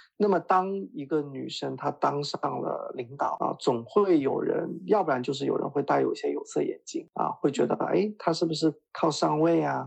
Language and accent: Chinese; Jiangxi, China; 我是江西人